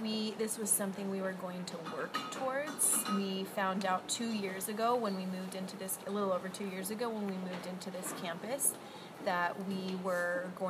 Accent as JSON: {"language": "English", "town": "Las Vegas", "region": "Nevada", "country": "United States", "moved": "yes", "said": "I am from Las Vegas, Nevada, in the United States."}